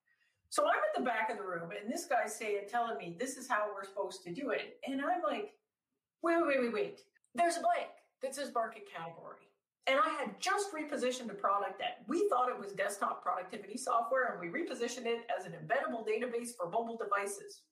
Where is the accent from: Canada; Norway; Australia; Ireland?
Canada; I'm Canadian. So I kept taking classes at like University of Toronto